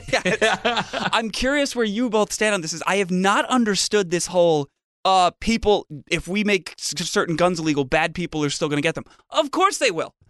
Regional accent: Fairfield, Connecticut, United States; my hometown now, Fairfield, Connecticut

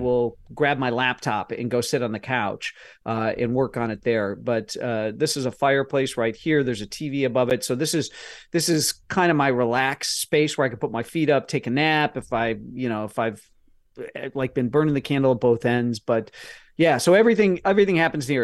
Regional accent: Midwest, United States; I'm from the Midwest and my parents are both business people

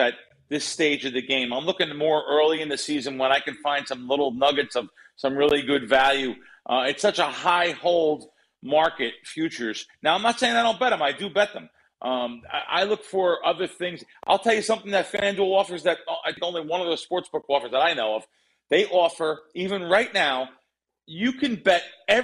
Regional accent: New York City, New York, United States; moved away; We're originally from the Bronx

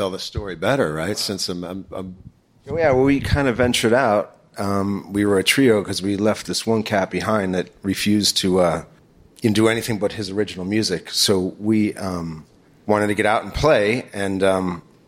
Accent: East Coast, United States; moved away; also born or lived in Long Beach, California; growing up on the East Coast

